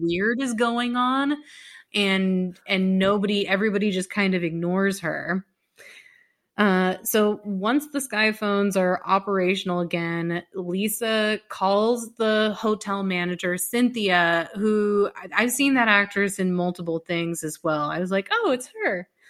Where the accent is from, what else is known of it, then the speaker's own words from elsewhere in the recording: Dallas, Texas, United States; I'm from Dallas